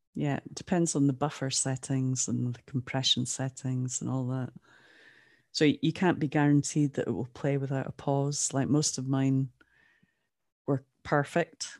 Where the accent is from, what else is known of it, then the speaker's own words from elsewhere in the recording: Aberdeen, Scotland, United Kingdom; also born or lived in Jamaica / Ottawa; Aberdeen where I'm from